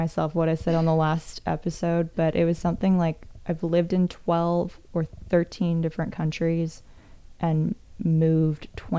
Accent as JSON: {"language": "English", "country": "New Zealand", "also_born_or_lived": "Canada", "lives_now": "United States", "said": "So I'm an expat living in the United States. I'm from New Zealand by way of Canada."}